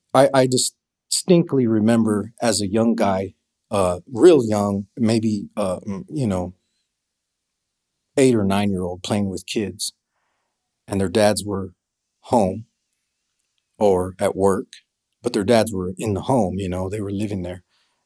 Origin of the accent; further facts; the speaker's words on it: El Paso, Texas, United States; That would have been Northeast El Paso.